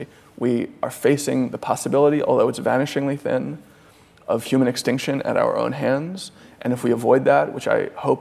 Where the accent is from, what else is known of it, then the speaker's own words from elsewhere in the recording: United States; I'm an American child of the 90s